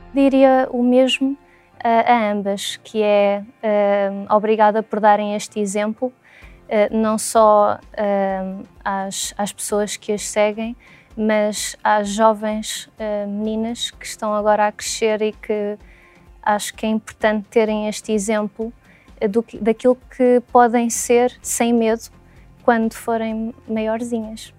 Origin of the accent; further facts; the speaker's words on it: Lisbon, Portugal; sou de Lisboa